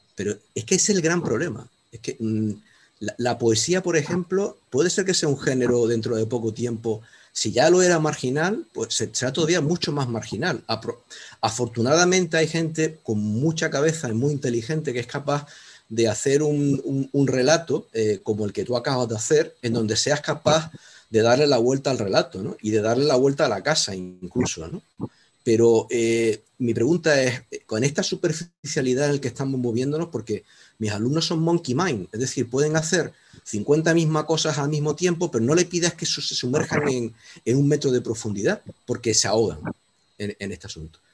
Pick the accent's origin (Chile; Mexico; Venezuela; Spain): Spain; Canary Islands; now in Córdoba, Spain; mi ubicación exacta de momento es Córdoba, pero soy canario.